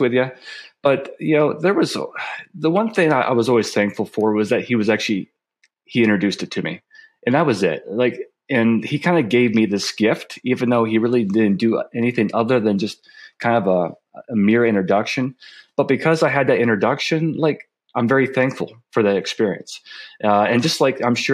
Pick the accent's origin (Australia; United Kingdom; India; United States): United States; northern Pennsylvania; I was born in North Pennsylvania, so I was on the Pennsylvania border with New York. We grew up in the sticks